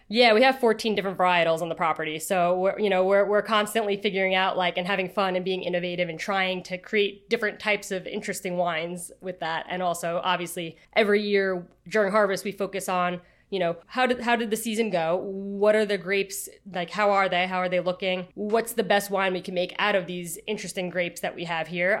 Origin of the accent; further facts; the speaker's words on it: Long Island, New York, United States; somebody who is born and raised on Long Island